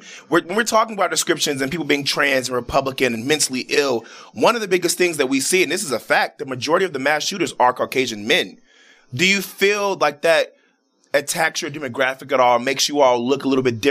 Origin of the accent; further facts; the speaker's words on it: Chicago, Illinois, United States; Yeah, I'm from Chicago